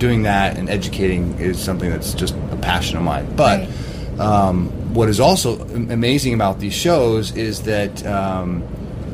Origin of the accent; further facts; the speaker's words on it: Vermont, United States; also born or lived in Cape Cod, Massachusetts; I'm from Vermont